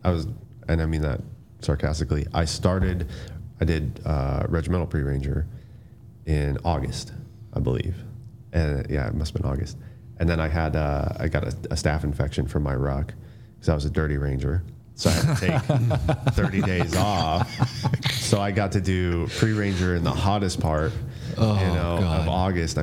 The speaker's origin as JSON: {"language": "English", "region": "Colorado", "country": "United States", "said": "I'm from Colorado"}